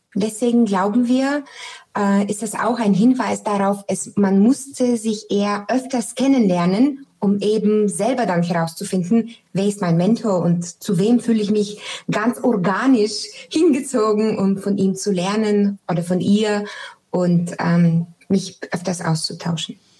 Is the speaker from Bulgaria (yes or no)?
yes; Sofia, Sofia City, Bulgaria; moved away; Ich komme ja ursprünglich aus Sofia